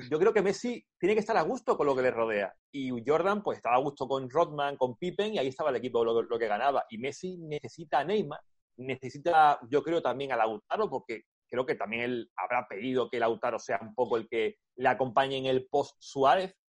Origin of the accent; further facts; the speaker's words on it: Spain; now in Germany; Soy español y estoy en Twitter y tengo que comentar de todo lo que se habla.